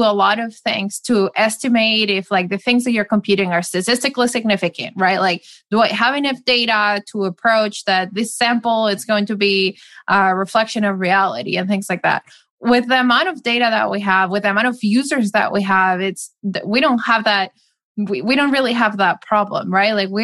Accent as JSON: {"language": "English", "town": "Madrid", "region": "Community of Madrid", "country": "Spain", "tie": "born or raised there", "also_born_or_lived": "Seattle, United States", "moved": "as an adult", "said": "I grew up in Madrid"}